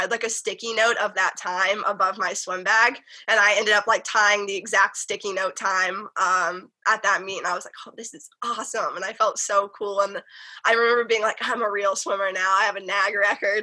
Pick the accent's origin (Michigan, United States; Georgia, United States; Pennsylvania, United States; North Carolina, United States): North Carolina, United States; now in California, United States; I'm a Southern girl. Like, I grew up in the South